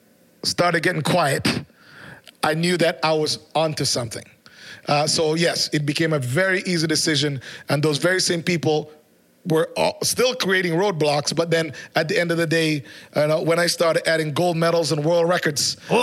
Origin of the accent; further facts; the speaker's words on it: Canada; also born or lived in Jamaica; Yes, I was born in Jamaica, and I'm extremely proud Jamaican, culturally or in every way. But also moving to Canada, even before I was a teenager